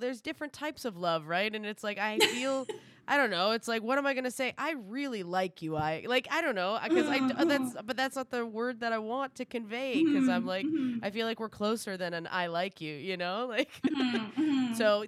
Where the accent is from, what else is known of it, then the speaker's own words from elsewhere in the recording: East Coast, Atlantic Canada, Canada; I'm from the East Coast